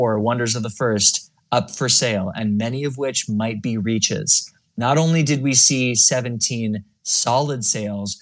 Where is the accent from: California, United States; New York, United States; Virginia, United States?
California, United States; I'm from California